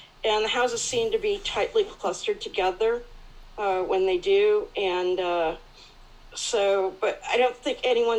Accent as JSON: {"language": "English", "region": "California", "country": "United States", "moved": "yes", "lives_now": "Melbourne, Australia", "said": "I'm actually from California"}